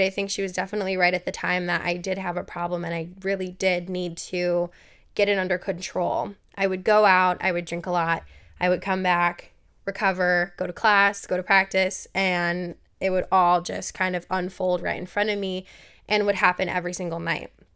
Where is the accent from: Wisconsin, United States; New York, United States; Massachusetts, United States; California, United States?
Wisconsin, United States; Milwaukee; I grew up in Milwaukee, Wisconsin